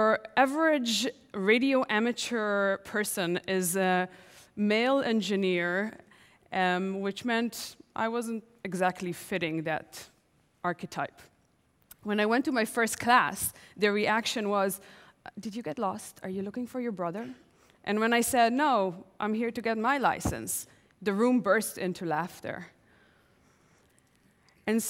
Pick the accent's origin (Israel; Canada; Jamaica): Israel; Tel Aviv, Tel Aviv District; I'm 10 years old, home alone in my parents' house in Tel Aviv